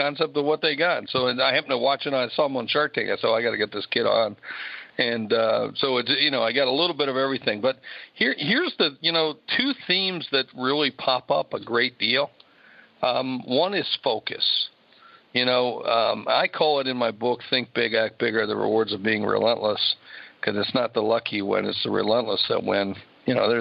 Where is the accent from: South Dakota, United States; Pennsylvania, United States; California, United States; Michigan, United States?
South Dakota, United States; Sioux Falls; my hometown of Sioux Falls, South Dakota